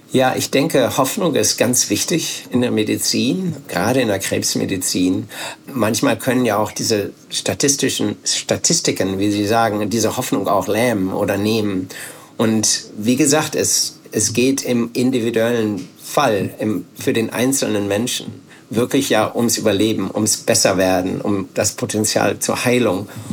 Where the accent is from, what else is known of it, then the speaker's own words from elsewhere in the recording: Bielefeld, North Rhine-Westphalia, Germany; hab dann nach dem Abitur Zivildienst gemacht bei uns in Bielefeld